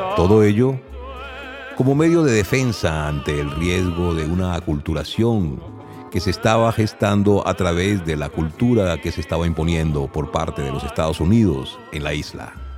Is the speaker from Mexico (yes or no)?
no; Venezuela; aquella que en Venezuela conocemos como música cañonera